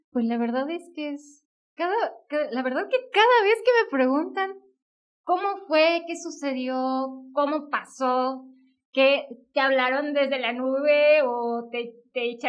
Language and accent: Spanish; northern Veracruz, Mexico; moved away; Soy originaria de Veracruz, sí, soy originaria de Veracruz, del norte de Veracruz.